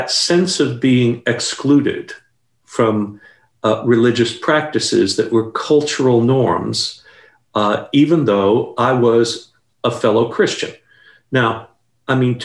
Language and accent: English; New York City, New York, United States; now in Dallas, United States; I grew up in Staten Island, New York